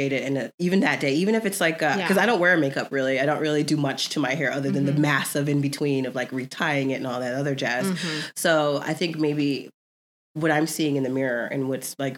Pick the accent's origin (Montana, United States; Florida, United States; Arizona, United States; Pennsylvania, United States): Florida, United States; now in Southern California, United States; we grew up in Florida